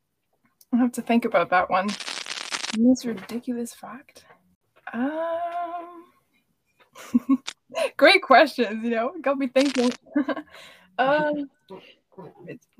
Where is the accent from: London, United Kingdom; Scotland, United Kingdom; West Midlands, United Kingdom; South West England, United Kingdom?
Scotland, United Kingdom; also born or lived in Hungary; I'm actually Hungarian, but I grew up in Scotland. We moved here when I was 5